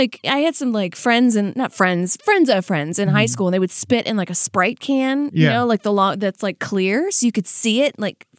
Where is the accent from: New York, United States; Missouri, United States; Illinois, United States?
New York, United States; And like as a New Yorker, we know that smell.